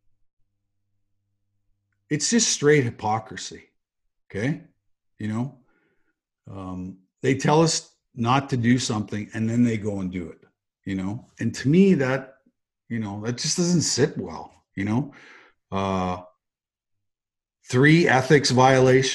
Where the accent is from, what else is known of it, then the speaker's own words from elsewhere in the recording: Russell, Manitoba, Canada; moved away; I grew up in a farming community in Manitoba